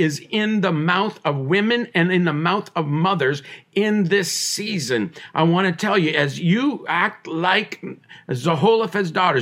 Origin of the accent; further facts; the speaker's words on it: Tyendinaga Mohawk Territory, Ontario, Canada; I was born on the Tandanega Mohawk Territory. I am Mohawk